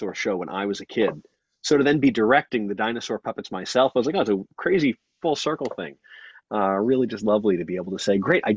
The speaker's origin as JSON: {"language": "English", "area": "Long Island", "region": "New York", "country": "United States"}